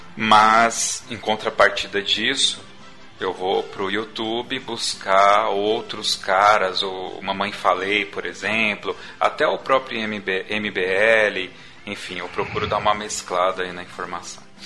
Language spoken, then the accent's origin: Portuguese; Brazil; Essa foi a minha visão como brasileiro, como cidadão